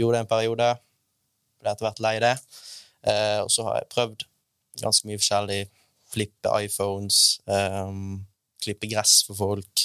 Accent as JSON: {"language": "Norwegian", "town": "Bergen", "region": "Vestland", "country": "Norway", "said": "jeg er fra Bergen"}